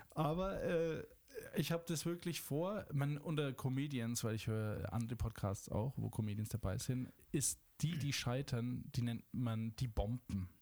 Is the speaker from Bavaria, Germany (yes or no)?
yes; Schwabach, Bavaria, Germany; Ich komme aus Franken. Ich sage meistens nicht woher, aber jetzt sage ich es, ich glaube, zum vierten Mal erst, äh, aus Schwabach